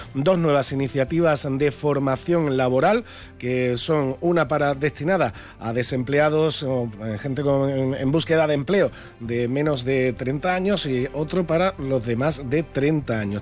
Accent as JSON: {"language": "Spanish", "region": "Andalusia", "country": "Spain", "said": "somos andaluces"}